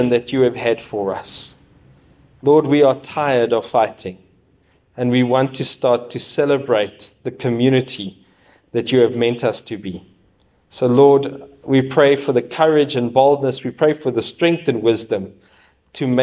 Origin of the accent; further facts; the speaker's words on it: South Africa; We are one South African nation